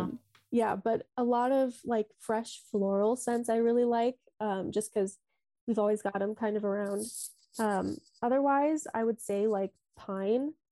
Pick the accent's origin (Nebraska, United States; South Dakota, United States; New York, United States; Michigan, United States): South Dakota, United States; Sioux Falls; moved away as an adult; now in Dublin, Ireland; I'm from South Dakota, born and raised.